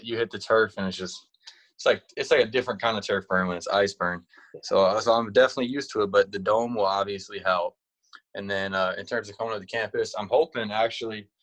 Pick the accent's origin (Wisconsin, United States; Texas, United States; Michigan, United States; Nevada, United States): Wisconsin, United States; I'm from Wisconsin